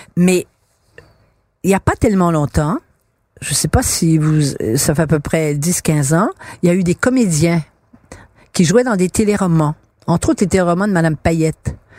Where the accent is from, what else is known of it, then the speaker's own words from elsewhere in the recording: Quebec, Canada; Dans ma génération, euh, à l'école, quand j'étais enfant, on était des Canadiens français et on est devenu des Québécois en 1960